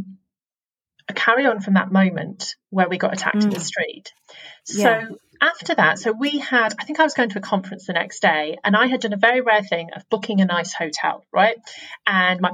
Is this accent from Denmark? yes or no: no; England, United Kingdom; I'm an English speaking white woman in England